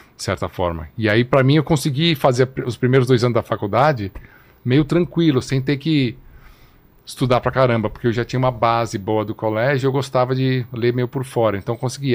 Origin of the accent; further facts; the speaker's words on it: São Paulo, Brazil; also born or lived in Rio de Janeiro; Eu nasci no Rio de Janeiro. É, e com dois anos meus pais vieram para São Paulo, então cresci em São Paulo.